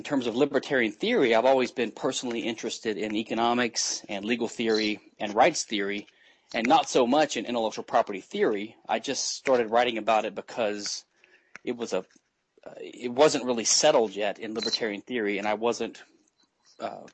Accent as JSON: {"language": "English", "region": "Louisiana", "country": "United States", "moved": "yes", "lives_now": "Texas, United States", "said": "I live in Texas. I'm from Louisiana"}